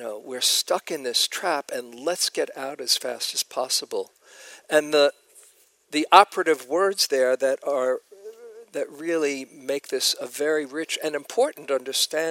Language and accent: English; New York, United States; moved away; I was from New York